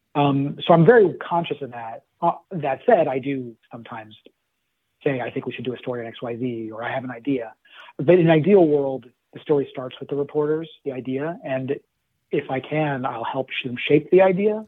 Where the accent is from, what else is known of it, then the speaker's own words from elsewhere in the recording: Los Angeles, California, United States; moved away as an adult; also born or lived in Berkeley, California; now in Washington, D.C., United States; I'm originally from Los Angeles and grew and raised there